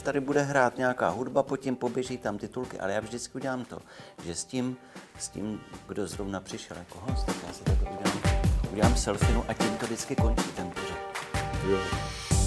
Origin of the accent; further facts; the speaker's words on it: Czechia; my Češi